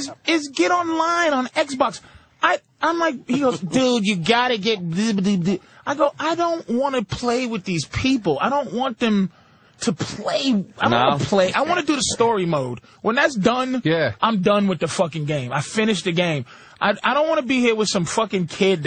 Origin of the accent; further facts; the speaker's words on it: Boston, Massachusetts, United States; I'm from Boston